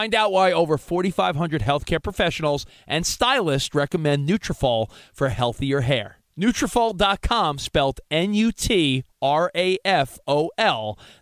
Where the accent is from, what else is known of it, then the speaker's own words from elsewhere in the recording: New York, United States; now in Los Angeles, United States; I'm a New Yorker